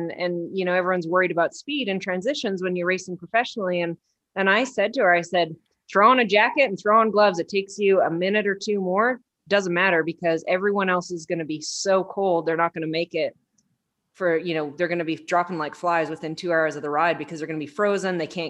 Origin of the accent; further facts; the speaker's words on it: Canada; Ooh, but I'm from Canada.